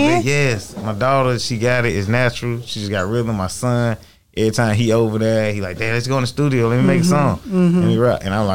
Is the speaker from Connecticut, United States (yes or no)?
no; Atlanta, Georgia, United States; also born or lived in Miami, Florida; Born in Miami, Florida. Yeah. I was actually, you know, raised most of my life in Atlanta.